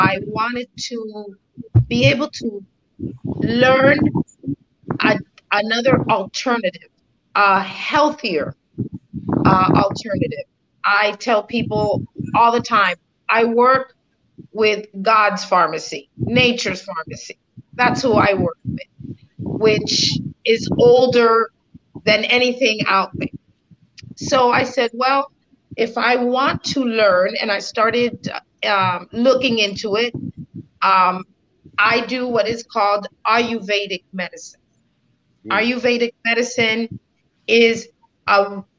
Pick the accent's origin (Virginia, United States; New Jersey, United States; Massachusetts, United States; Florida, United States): Florida, United States; South; A Latina from South Florida, born and raised in South Florida, from a very Latin background here